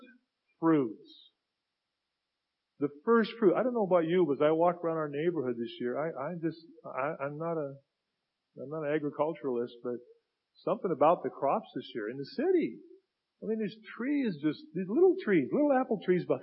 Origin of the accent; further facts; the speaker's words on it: United States; I grew up in Finney Ridge area, okay? Where I still live.